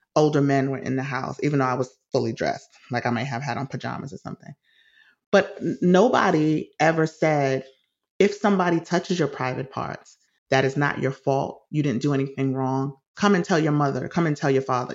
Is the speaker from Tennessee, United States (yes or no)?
no; New York City, New York, United States; my childhood in the Bronx was great for the most part. I, I loved growing up in the city